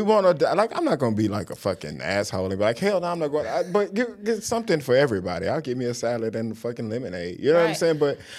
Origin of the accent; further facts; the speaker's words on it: Houston, Texas, United States; I'm from Houston.